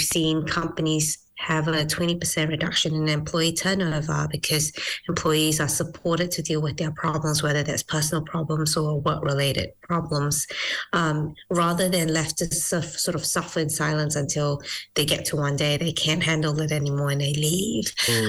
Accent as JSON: {"language": "English", "country": "Malaysia", "moved": "yes", "lives_now": "New Zealand", "said": "So I was originally from Malaysia, migrated to New Zealand, and then went to university and did my first degree in neuroscience and psychology."}